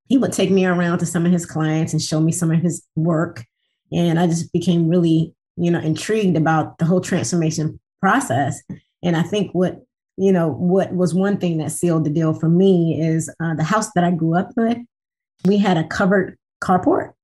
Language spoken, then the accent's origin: English; Washington, District of Columbia, United States; moved away as an adult; also born or lived in Tuskegee, Alabama; now in Detroit, United States; I am born and raised in the Washington, D.C. metro area